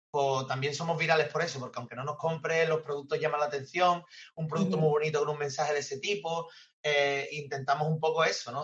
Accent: San Fernando, Andalusia, Spain; yo soy amante de San Fernando, me he criado aquí, conozco medio San Fernando y estoy aquí en mi casa.

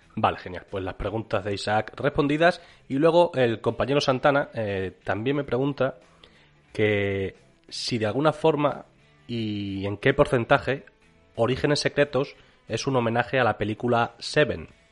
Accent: Extremadura, Spain; somos de Extremadura

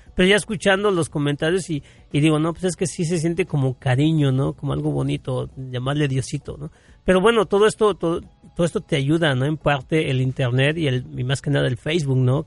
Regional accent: Mexico; como buen ciudadano mexicano

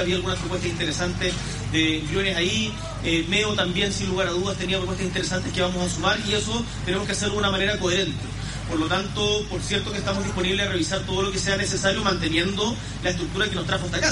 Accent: Magallanes and Chilean Antarctica, Chile; Yo soy una persona de región, nacido y criado en Magallanes

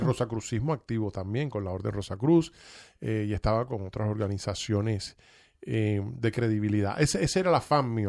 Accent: Cuba; now in United States; yo soy cubano-americano y vine a este país y me desarrollé

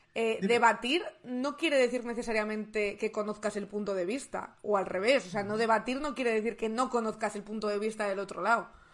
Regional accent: León, Castile and León, Spain; yo soy de León

